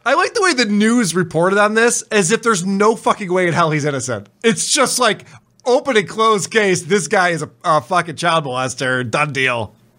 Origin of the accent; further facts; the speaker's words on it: Spencerport, New York, United States; I grew up in Spencerport